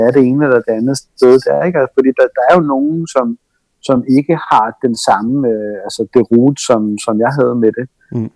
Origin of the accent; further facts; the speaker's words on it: Helsingør, Capital Region of Denmark, Denmark; jeg er født og opvokset i Helsingør